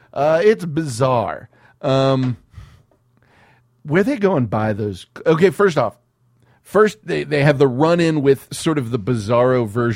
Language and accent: English; Los Angeles, California, United States; I grew up in South Central.